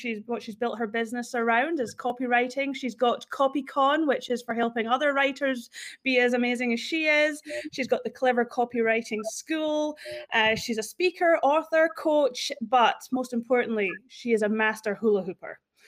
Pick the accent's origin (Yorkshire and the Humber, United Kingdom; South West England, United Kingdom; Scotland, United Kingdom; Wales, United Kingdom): Scotland, United Kingdom; Fort William; moved away as an adult; now in Australia; Fort William in the Highlands, so near the Loch Ness Monster.